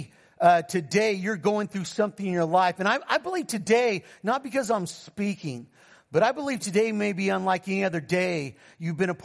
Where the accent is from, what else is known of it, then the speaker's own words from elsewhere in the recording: California, United States; I'm from California